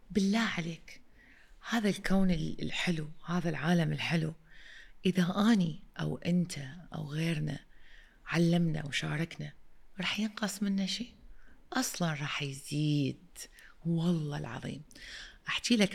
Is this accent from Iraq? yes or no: yes; Iraq; also born or lived in London, United Kingdom; وانا المديره الجديده وانا اجيت من لندن اوكي واني عراقيه